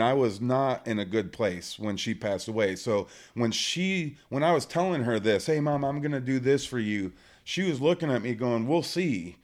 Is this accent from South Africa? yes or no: no; Michigan, United States; moved away as an adult; also born or lived in Kansas; I grew up in Michigan